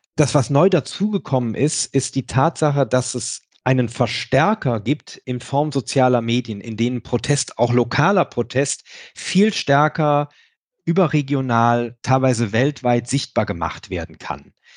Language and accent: German; Rhineland, Germany; für mich als Rheinländer